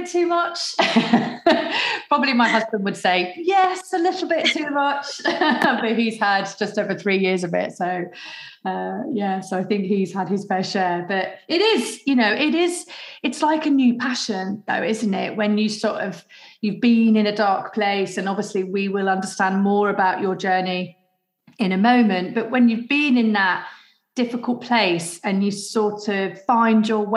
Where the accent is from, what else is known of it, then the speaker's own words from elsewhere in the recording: Leicester, East Midlands, United Kingdom; I'm from Leicester and that's in the Midlands